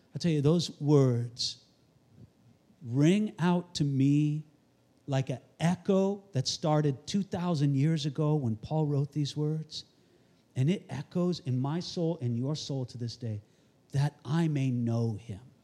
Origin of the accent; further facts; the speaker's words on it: Santa Barbara, California, United States; I'm from Santa Barbara, California